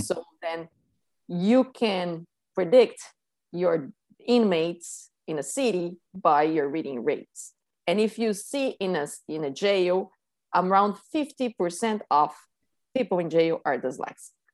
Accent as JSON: {"language": "English", "region": "São Paulo", "country": "Brazil", "tie": "born or raised there", "moved": "as an adult", "lives_now": "Key Biscayne, United States", "said": "I grew up in Sao Paulo, Brazil, and I moved here almost eight years ago."}